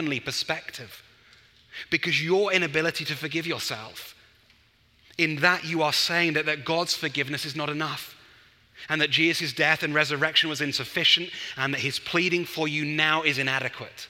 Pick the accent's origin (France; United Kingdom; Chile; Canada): United Kingdom; England; as an Englishman